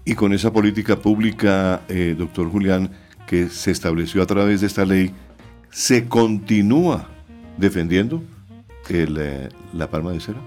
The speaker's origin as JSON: {"language": "Spanish", "region": "Santander", "country": "Colombia", "tie": "born or raised there", "said": "en mi pueblo, en Santander"}